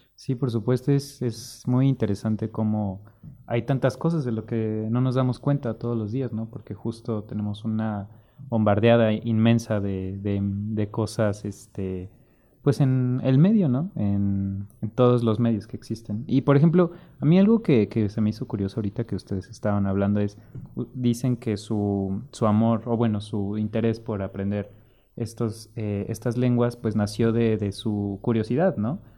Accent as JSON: {"language": "Spanish", "region": "Mexico City", "country": "Mexico", "said": "yo soy de Ciudad de México"}